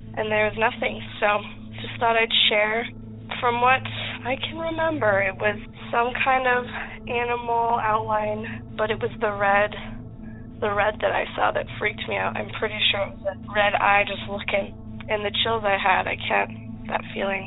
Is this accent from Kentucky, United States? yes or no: no; Utah, United States; We're from Utah, but we were about 4 hours away from St. George